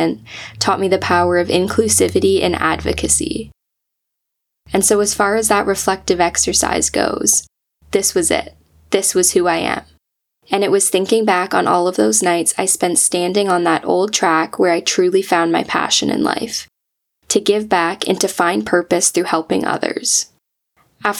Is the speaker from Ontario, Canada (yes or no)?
yes; Georgetown, Ontario, Canada; born or raised there; moved away as an adult; now in Ottawa, Canada